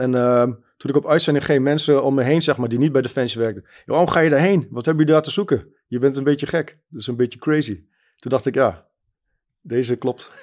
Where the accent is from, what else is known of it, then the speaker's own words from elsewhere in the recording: Germany; now in Netherlands; Ik ben geboren in Duitsland en ik woon in Nederland.